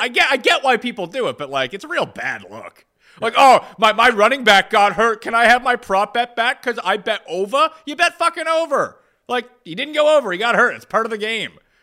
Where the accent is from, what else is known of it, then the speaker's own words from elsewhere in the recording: Canada; we are Canadian